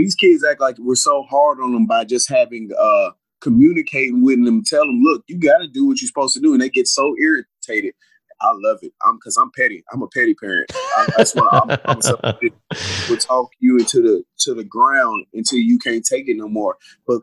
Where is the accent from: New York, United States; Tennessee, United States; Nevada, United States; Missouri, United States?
Tennessee, United States; Clarksville; also born or lived in Louisville, Kentucky; growing up in Tennessee